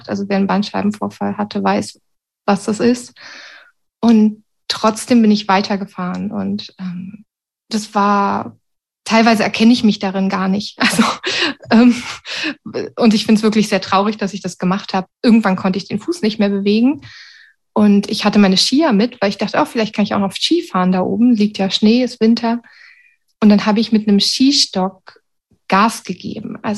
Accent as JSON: {"language": "German", "country": "Sweden", "said": "dann wollte ich zurück nach Schweden, sozusagen in meine Heimat, in Anführungsstrichen"}